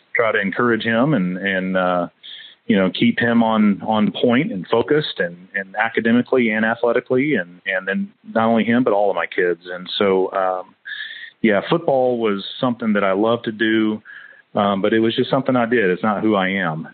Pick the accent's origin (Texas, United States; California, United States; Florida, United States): Florida, United States; Fort Walton Beach; moved away; also born or lived in Hawaii; I was born down in Fort Walton Beach, Florida, near Eglin Air Force Base